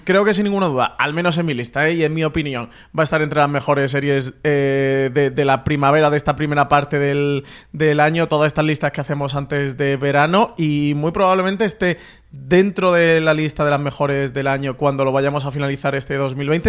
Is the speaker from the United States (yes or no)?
no; Andalusia, Spain; yo, como buen andaluz